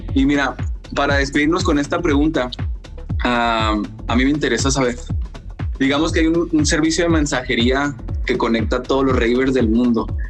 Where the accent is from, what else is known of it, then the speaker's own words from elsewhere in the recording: Chihuahua, Mexico; yo soy de Chihuahua